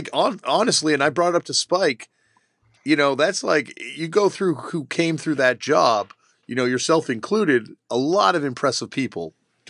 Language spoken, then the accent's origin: English; Canada; growing up in Canada, being in such close proximity to Quebec